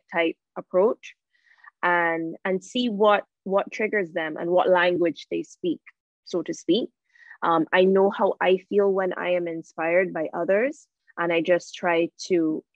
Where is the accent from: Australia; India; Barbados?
Barbados; Born and raised in Barbados, currently in Barbados.